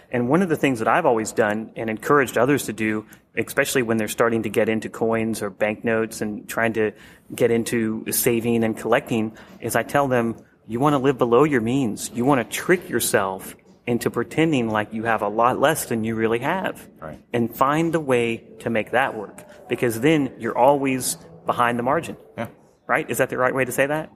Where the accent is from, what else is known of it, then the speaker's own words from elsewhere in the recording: Atlanta, Georgia, United States; I grew up in the Atlanta area